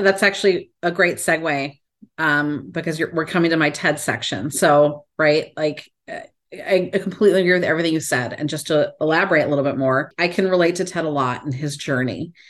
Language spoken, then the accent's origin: English; Chicago, Illinois, United States; I'm from Chicago